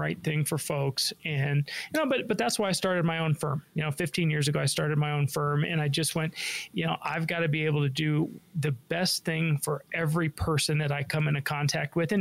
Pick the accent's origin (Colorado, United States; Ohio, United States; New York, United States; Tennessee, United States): Colorado, United States; Denver; I was born and raised in Denver